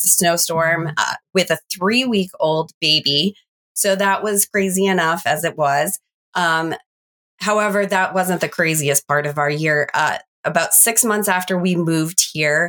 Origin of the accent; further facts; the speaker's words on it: central New Hampshire, United States; also born or lived in Virginia; Mostly New Hampshire, with the exception of 3 years in Virginia.